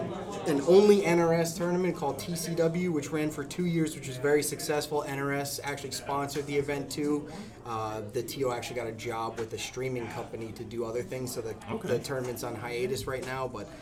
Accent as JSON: {"language": "English", "region": "New Jersey", "country": "United States", "moved": "as an adult", "lives_now": "Spring Hill, United States", "said": "I'm from New Jersey originally."}